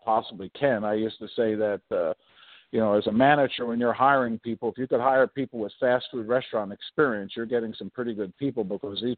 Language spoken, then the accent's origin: English; Philadelphia, Pennsylvania, United States; I grew up in the projects of South Philadelphia